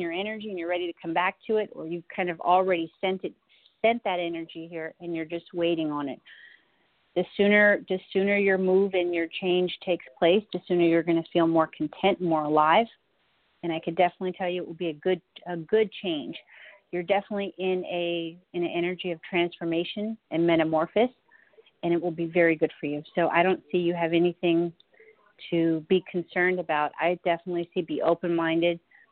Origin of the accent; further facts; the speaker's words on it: Nashville, Tennessee, United States; Nashville is my home city